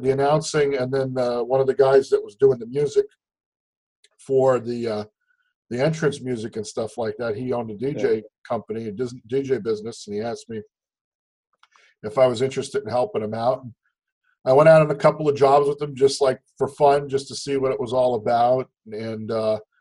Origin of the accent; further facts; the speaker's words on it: Hazleton, Pennsylvania, United States; moved away as an adult; now in Lehigh Valley, United States; Grew up in Hazleton, born and raised in Hazleton